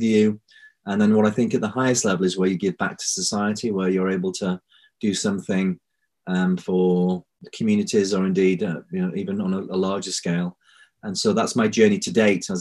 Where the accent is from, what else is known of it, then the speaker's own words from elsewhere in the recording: Bradford, Yorkshire and the Humber, United Kingdom; I was born in Bradford, so I'm a Yorkshireman